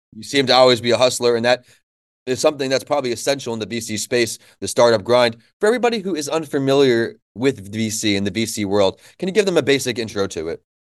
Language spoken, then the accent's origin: English; New York, United States; moved away as an adult; now in Florida, United States; where I grew up in New York